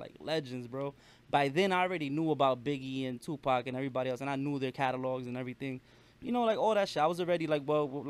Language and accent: English; New York City, New York, United States; I was born and raised in Brooklyn, New York, so I love hip hop. I grew up with hip hop